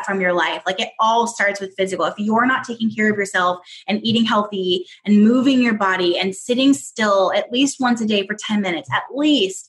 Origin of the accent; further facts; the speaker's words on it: Southern California, United States; moved away as an adult; also born or lived in Northwest Arkansas; I'm from Southern California